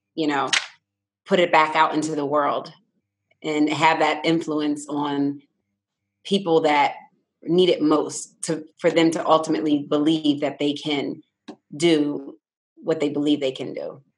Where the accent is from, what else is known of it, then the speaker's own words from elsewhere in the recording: Philadelphia, Pennsylvania, United States; now in Newport News, United States; I was born and raised in Philadelphia